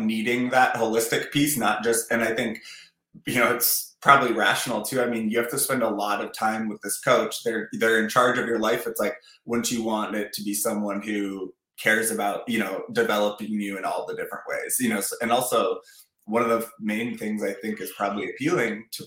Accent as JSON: {"language": "English", "region": "Northern Minnesota", "country": "United States", "said": "I'm from Northern Minnesota"}